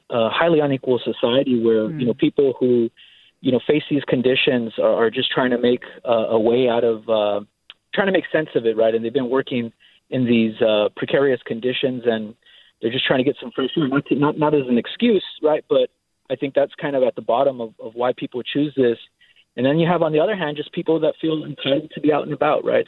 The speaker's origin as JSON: {"language": "English", "area": "Orange County", "region": "Southern California", "country": "United States", "tie": "born or raised there", "moved": "as an adult", "lives_now": "San Mateo, United States", "said": "I'm a South, Southern California native"}